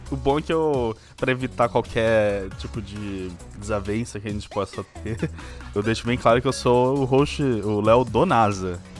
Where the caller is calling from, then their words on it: São Paulo, Brazil; É, São Paulo.